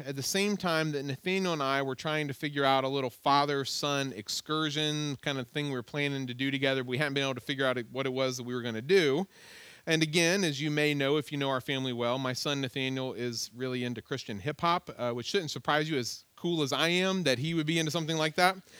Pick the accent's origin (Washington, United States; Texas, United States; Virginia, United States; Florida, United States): Virginia, United States; I was like, "Virginia."